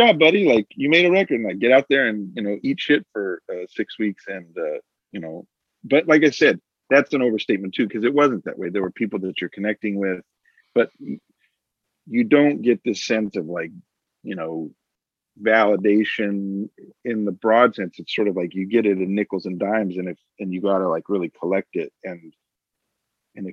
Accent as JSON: {"language": "English", "town": "Phoenix", "region": "Arizona", "country": "United States", "tie": "born or raised there", "said": "I grew up in Phoenix"}